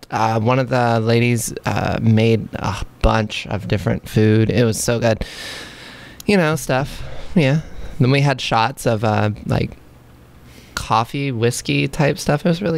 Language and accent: English; Texas, United States; now in Los Angeles, United States; I'm from Texas